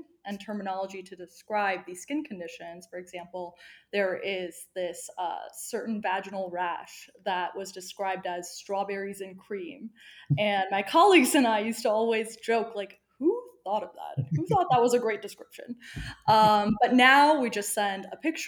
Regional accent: Bethesda, Maryland, United States; I grew up in Bethesda, Maryland, right outside of DC, and my family is Persian

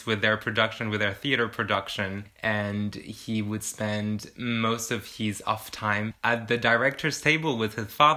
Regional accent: France; moved away; I'm from France

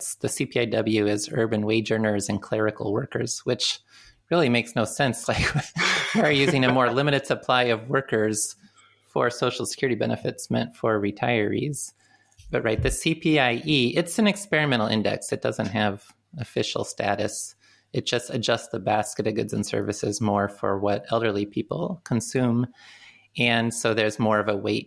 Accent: Midwest, United States; moved away; I'm from the Midwest

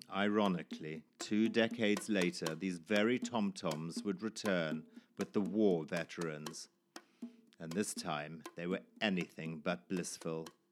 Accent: Zimbabwe; born or raised there; moved away

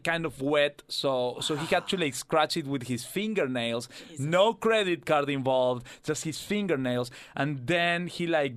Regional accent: Argentina; now in Australia; my home country

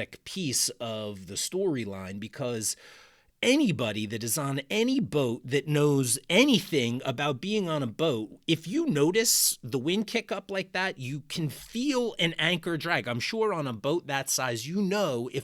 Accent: New Jersey, United States; now in Baltimore, United States; I am a transplant. I grew up in New Jersey on the coast there, on the shore.

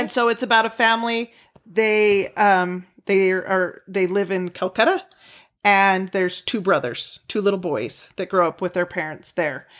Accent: Utah, United States; we're from Utah

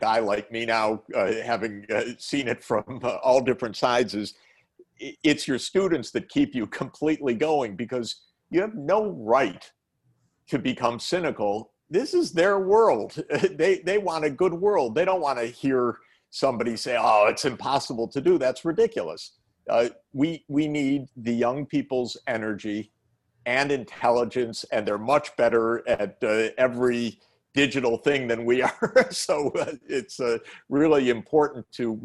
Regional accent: Detroit, Michigan, United States; I'm a Midwesterner. I grew up in the Detroit area, and I know the Midwest

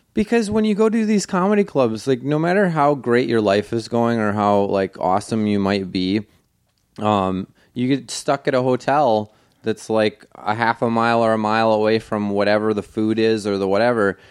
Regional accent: New York, United States; I grew up in New York

